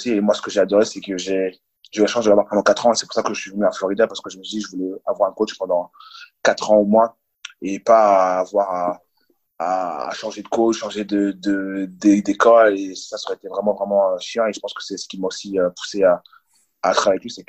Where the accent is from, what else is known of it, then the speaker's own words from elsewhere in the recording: France; pour moi de revenir en France et vrai que je suis français